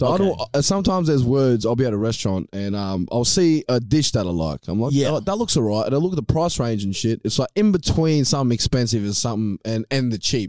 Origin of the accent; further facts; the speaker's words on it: Spearwood, Western Australia, Australia; I'm from Spearwood.